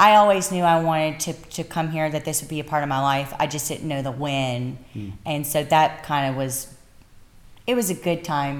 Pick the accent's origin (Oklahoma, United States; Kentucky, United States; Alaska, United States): Kentucky, United States; Bardstown; I'm from Bardstown, Kentucky, bourbon capital of the world, and America's most beautiful small town, y'all.